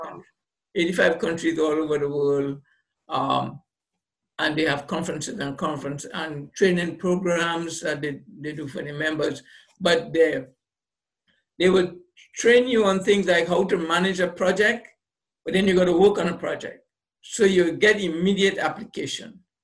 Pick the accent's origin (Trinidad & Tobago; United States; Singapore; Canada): Trinidad & Tobago; I, was born on the island, grew up there, got my basic education in, in Trinidad and Tobago.